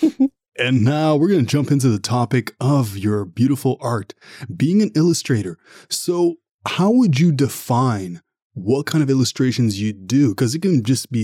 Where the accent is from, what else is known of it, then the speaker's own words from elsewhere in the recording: Canada; first language French; English is a second language; also born or lived in Ottawa, Ontario; This is what I do as a Canadian